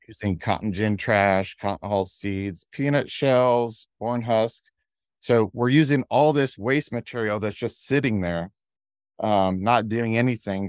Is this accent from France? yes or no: no; Ohio, United States; now in Georgia, United States; we had sunflowers growing up in Ohio